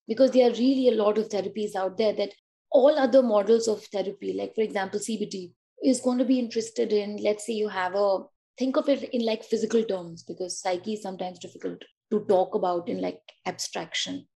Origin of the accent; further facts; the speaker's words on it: Delhi, India; also born or lived in Uttar Pradesh; I come from Delhi and like UP, but let's see, basically Delhi.